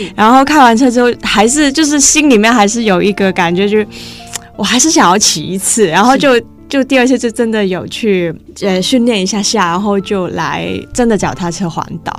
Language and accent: Chinese; Hong Kong; 我是香港人